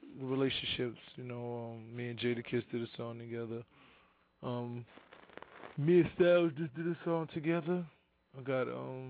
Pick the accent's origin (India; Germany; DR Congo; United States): United States; New York City, New York; I'm from the Bronx.